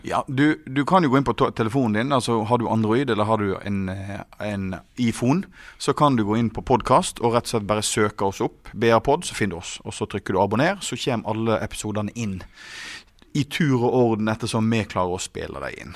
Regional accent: Voss, Vestland, Norway; Jeg er jo vossing

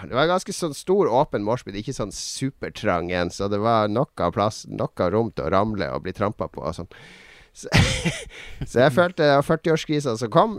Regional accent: Harstad, Troms, Norway; accent: Northern Norwegian; moved away; jeg er fra Harstad

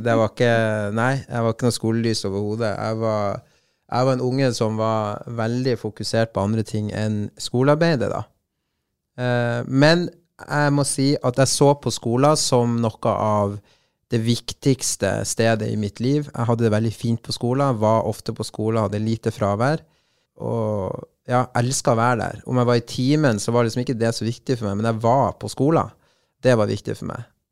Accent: Bodø, Nordland, Norway; also born or lived in Colombia; Så da satt vi i Solparken hjemme i Bodø utafor posthuset

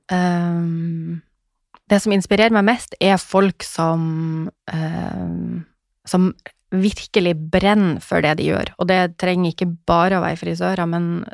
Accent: Northern Norway, Norway; som nordlending så tålte nå jeg det

